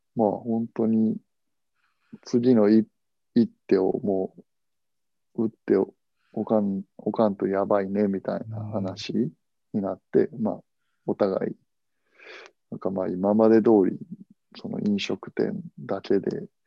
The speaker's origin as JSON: {"language": "Japanese", "region": "Hiroshima", "country": "Japan", "said": "同じ広島人"}